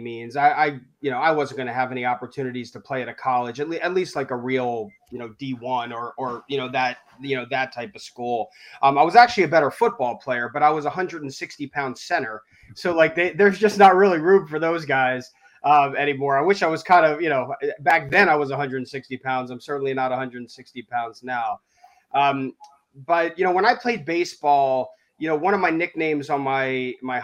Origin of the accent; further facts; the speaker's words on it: Wilmington, Delaware, United States; moved away as an adult; also born or lived in Syracuse, New York; now in Boston, United States; I grew up in Wilmington, Delaware, near Philly